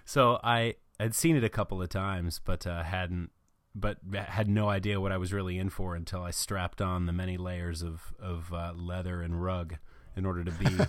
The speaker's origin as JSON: {"language": "English", "town": "Fort Lauderdale", "region": "Florida", "country": "United States", "tie": "born or raised there", "also_born_or_lived": "North Carolina", "said": "Yeah, I was born in North Carolina, but I spent the really early formative years living down in Southern Florida. My family lived in Fort Lauderdale"}